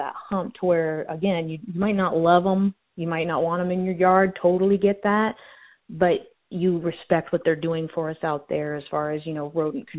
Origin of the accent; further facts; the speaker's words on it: Colorado, United States; moved away; I grew up in Colorado